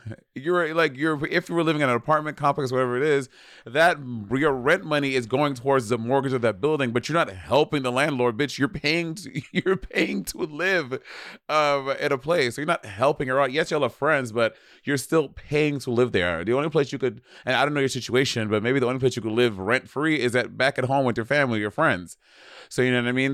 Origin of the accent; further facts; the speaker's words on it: New York City, New York, United States; moved away as an adult; now in Los Angeles, United States; I fucking love being from New York. I fucking love gr-, growing up in New York.